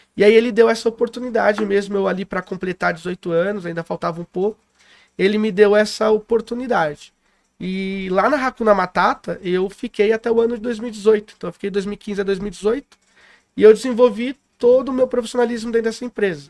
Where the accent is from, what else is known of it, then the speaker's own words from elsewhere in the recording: São Paulo, Brazil; now in Poços de Caldas, Brazil; eu sou paulistano, né? Nasci em Itaquera